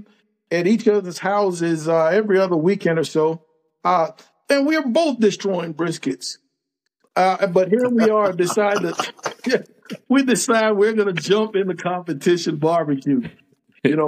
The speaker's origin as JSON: {"language": "English", "region": "California", "country": "United States", "moved": "as an adult", "lives_now": "Texas, United States", "said": "I'm from California. Military brought me to Texas."}